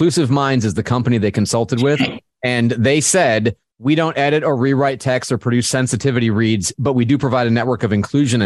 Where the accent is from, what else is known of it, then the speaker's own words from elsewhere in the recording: Florida, United States; my home state of Florida